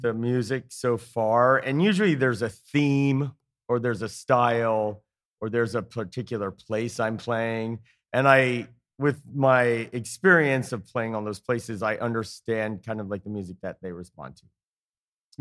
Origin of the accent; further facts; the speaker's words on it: Indiana, United States; moved away as an adult; also born or lived in Atlanta, Georgia; now in Easton, United States; I'm from Indiana originally